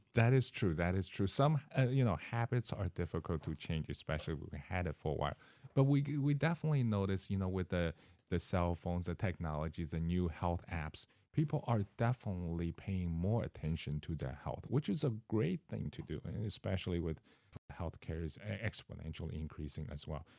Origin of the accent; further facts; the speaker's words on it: Seattle, Washington, United States; moved away as an adult; also born or lived in California / Mississippi / Florida; now in Decatur, United States; I started, uh, in Seattle, Washington. That's where my parents are